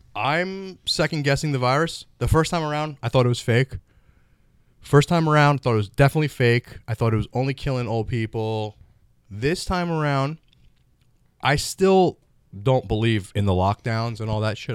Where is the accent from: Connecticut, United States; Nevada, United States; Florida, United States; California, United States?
Florida, United States; moved away; I'm originally from Florida.